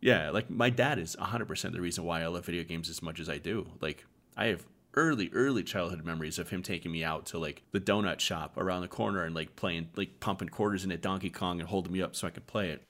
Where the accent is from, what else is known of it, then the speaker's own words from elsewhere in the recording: Arizona, United States; moved away as an adult; We all mostly grew up in Arizona. We've all kind of gone to separate states now